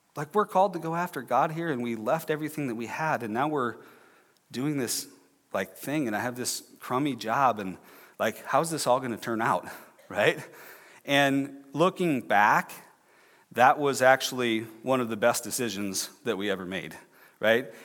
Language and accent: English; Clear Lake, Iowa, United States; I'm from, uh, north central Iowa, I'm from Clear Lake